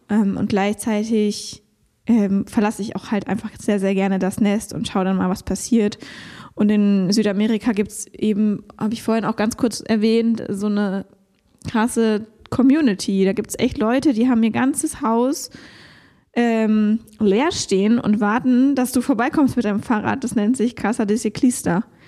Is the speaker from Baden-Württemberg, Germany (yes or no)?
yes; Konstanz, Baden-Württemberg, Germany; moved away; in meiner alten Heimat Konstanz